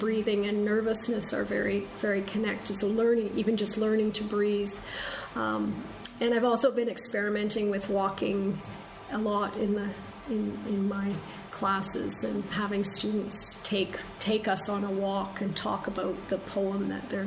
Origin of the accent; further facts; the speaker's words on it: Canada; as a Canadian who works on British poetry